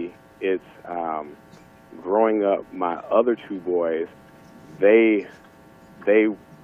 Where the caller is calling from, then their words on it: Houston, Texas, United States; I'm calling from Houston, Texas.